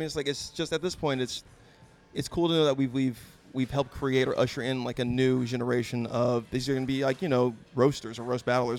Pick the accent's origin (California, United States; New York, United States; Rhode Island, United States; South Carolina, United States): California, United States; Ridgecrest; also born or lived in Fresno / San Diego; I'm a military brat. So I was born out here, and then we moved to Ridgecrest, or China Lake, I guess was the base. And then I moved to the Fresno area, and then back to Ridgecrest. And then I moved down to San Diego.